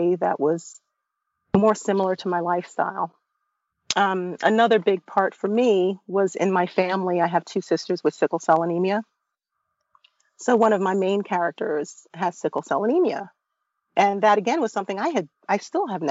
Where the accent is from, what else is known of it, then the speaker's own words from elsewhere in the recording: Brooklyn, New York, United States; I grew up in Brooklyn, first generation of a Caribbean American family